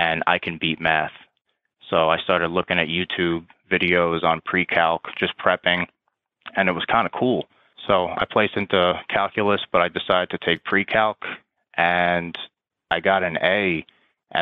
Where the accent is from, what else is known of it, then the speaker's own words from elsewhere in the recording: Long Island, New York, United States; moved away as an adult; now in Washington, D.C., United States; still fairly close to my hometown in Long Island, New York